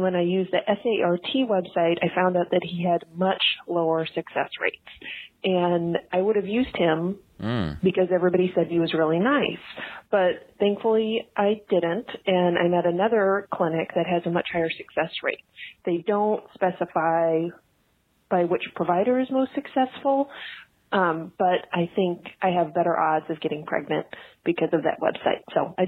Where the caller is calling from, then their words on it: Nashville, Tennessee, United States; I'm calling from Nashville, Tennessee